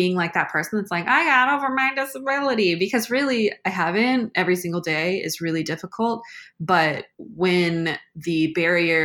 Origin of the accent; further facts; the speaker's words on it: Seattle, Washington, United States; also born or lived in St. Louis area; now in St. Louis, United States; I'm from Seattle